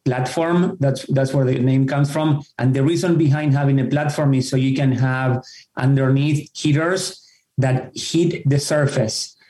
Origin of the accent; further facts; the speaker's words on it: Argentina; moved away as an adult; now in Fairfield County, United States; I grew up in Argentina